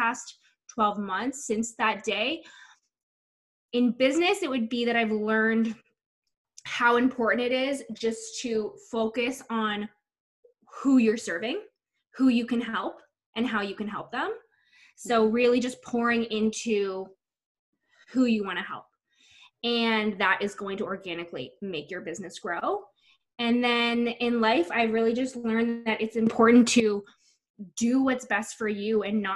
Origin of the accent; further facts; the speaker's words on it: Whitby, Ontario, Canada; I grew up in Whitby, Ontario, and I am currently living in Whitby, Ontario.